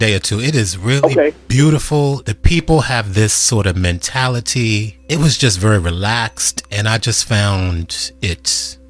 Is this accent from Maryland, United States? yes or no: yes; Prince George's County, Maryland, United States; also born or lived in Washington, D.C.; That's where I'm from. I was born in Washington, D.C. I grew up in the suburbs of Maryland in what is called Prince George's County.